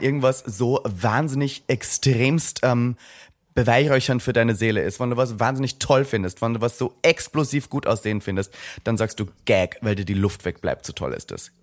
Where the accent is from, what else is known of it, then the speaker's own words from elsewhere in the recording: Austria; moved away as an adult; now in Berlin, Germany; ich komme aus Österreich